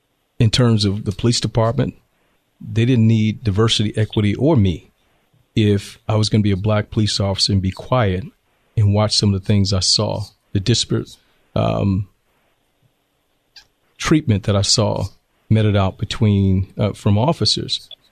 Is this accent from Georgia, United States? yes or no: yes; Augusta, Georgia, United States; moved away as an adult; also born or lived in Washington, D.C.; now in Temecula, United States; I was born in Washington, D.C., but I claim Augusta, Georgia as my home. That's where I grew up. That's where my heart is. That's where my base is. And grew up in Augusta, Georgia, lived in the bottom, lived in the Delta Manor housing projects.